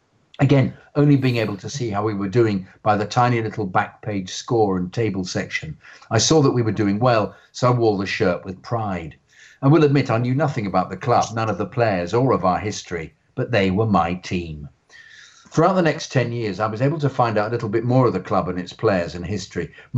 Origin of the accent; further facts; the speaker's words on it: Victoria, Australia; I grew up in Victoria, where Australian rules football, AFL, is the sport which you played, or netball if you were female.